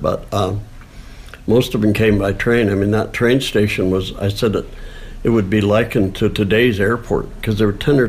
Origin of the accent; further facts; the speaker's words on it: Saranac Lake, New York, United States; growing up in Saranac Lake